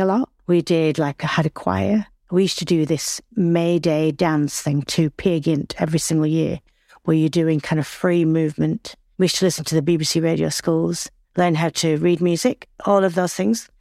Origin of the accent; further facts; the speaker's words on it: Accrington, North West England, United Kingdom; accent: Northern; I was born and bred in Lancashire, I'm from Accrington.